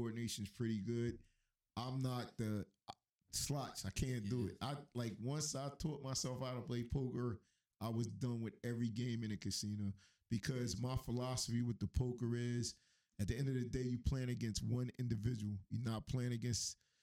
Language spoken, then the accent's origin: English; Atlantic City, New Jersey, United States; I was born and raised in Atlantic City and never worked in a casino.